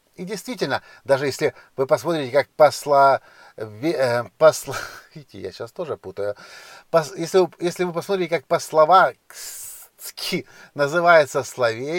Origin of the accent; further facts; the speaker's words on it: Ukraine; я не из России, я из Украины